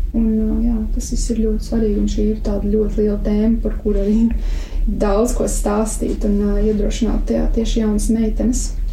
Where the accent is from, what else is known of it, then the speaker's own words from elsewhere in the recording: Jaunpils, Tukums Municipality, Latvia; mans ceļš arī sākās ar uzaugšanu Jaunpilī